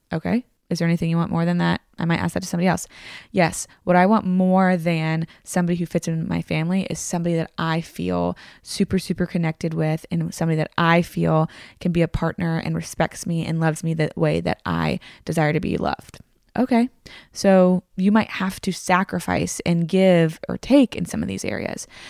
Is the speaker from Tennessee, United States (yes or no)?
yes; Tennessee, United States; also born or lived in Virginia; I grew up in the South